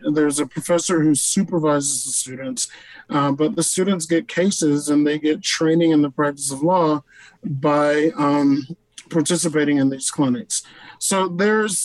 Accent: Deep South, United States; growing up in the Deep South with parents who lived through Jim Crow

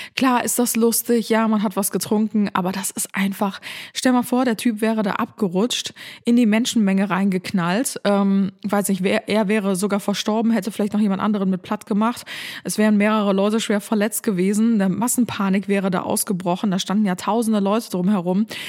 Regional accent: Cologne, North Rhine-Westphalia, Germany; bei uns in Köln

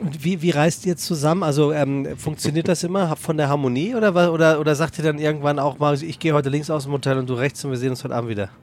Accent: Frankfurt, Hesse, Germany; als gebürtiger Frankfurter

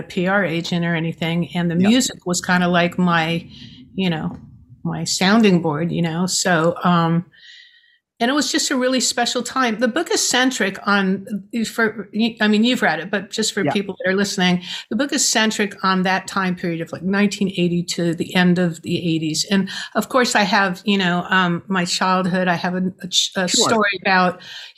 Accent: New York, United States; I'm a New Yorker.

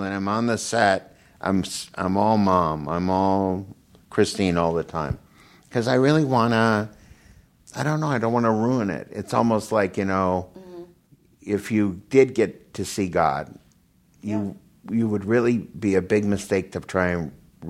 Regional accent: Minnesota, United States; now in California, United States; And I don't know if it's because I grew up in Minnesota and there's not much sun.

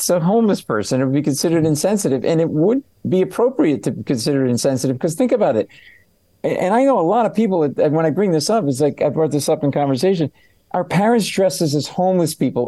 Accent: Providence, Rhode Island, United States; I grew up in Providence, Rhode Island.

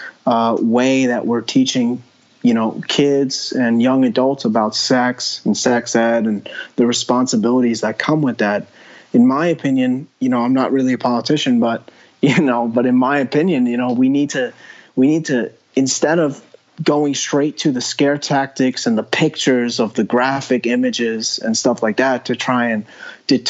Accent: New York, United States; I grew up in New York.

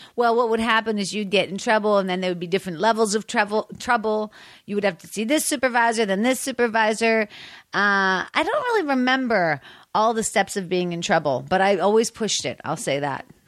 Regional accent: Pittsburgh, Pennsylvania, United States; moved away; also born or lived in Washington, D.C.; I'm from Pittsburgh

